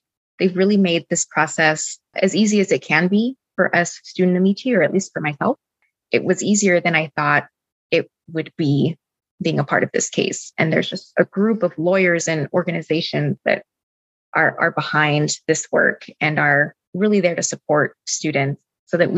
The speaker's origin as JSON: {"language": "English", "region": "Southern California", "country": "United States", "tie": "born or raised there", "also_born_or_lived": "Boston", "moved": "as an adult", "said": "the Latina community that I was used to growing up in Southern California"}